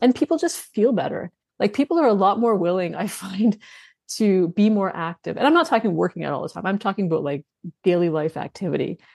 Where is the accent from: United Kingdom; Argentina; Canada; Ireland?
Canada; I'm Canadian